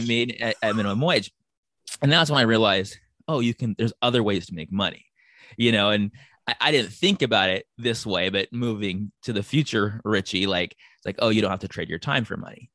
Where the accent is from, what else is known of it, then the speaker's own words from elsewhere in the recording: San Diego, California, United States; I was born and raised in San Diego